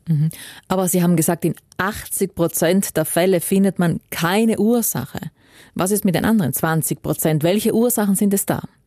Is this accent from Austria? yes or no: no; South Tyrol, Trentino-Alto Adige, Italy; bei uns in Südtirol